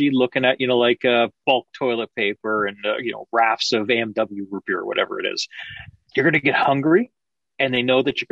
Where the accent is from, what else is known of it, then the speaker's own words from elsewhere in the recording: Canada; it's a beautiful country. I love my country